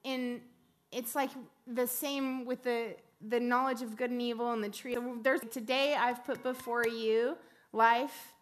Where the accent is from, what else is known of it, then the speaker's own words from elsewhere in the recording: West Texas, United States; I grew up in West Texas in a farming town